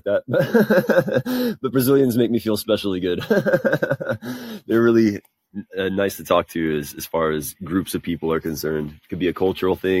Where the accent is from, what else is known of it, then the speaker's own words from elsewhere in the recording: United States; as an American